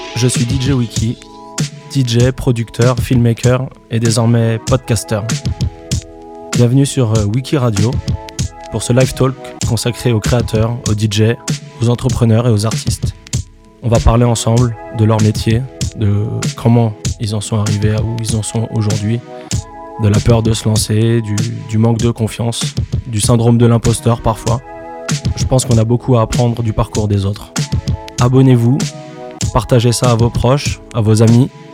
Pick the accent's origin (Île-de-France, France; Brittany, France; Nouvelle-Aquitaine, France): Île-de-France, France; Montreuil; je viens de Montreuil